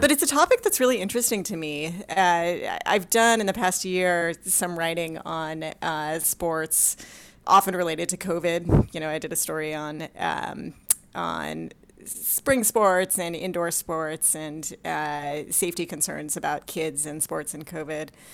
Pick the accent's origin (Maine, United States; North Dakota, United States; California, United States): California, United States; Los Angeles; I, uh, grew up in Southern California, in Los Angeles